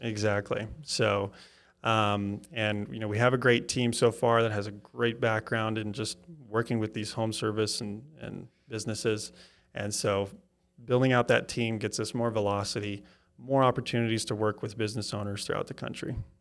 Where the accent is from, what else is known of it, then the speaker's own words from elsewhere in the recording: Wisconsin, United States; now in Kansas City, United States; I'm from Wisconsin, so I kinda have the, gonna be Packers in my blood